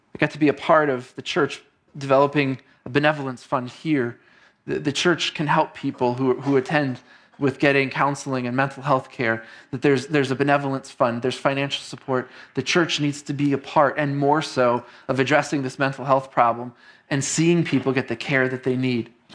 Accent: New York City, New York, United States; moved away as an adult; also born or lived in Queens / Long Island; now in Northeast Ohio, United States; I came here to Northeast Ohio just about eleven years ago from New York City, which is where I grew up.

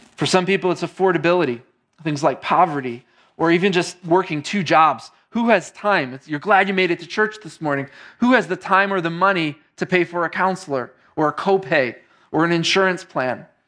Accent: New York City, New York, United States; moved away as an adult; also born or lived in Queens / Long Island; now in Northeast Ohio, United States; I came here to Northeast Ohio just about eleven years ago from New York City, which is where I grew up.

